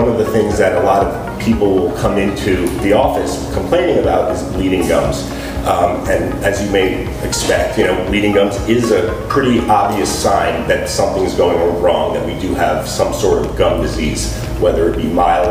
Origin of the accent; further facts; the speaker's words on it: North Miami Beach, Florida, United States; also born or lived in New York; I am born and raised in North Miami Beach.